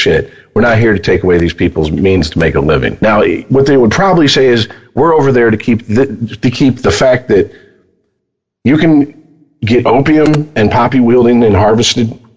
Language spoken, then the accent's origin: English; United States; we're American